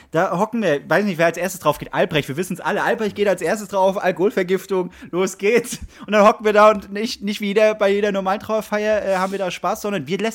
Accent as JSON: {"language": "German", "region": "Bavaria", "country": "Germany", "tie": "born there", "said": "kann ich sagen, ich bin auch ein Bayer, ich wurde ja da geboren"}